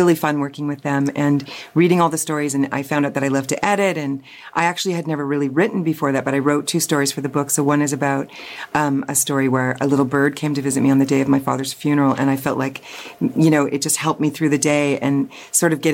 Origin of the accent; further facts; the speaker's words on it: London, Ontario, Canada; I was raised in London, Ontario.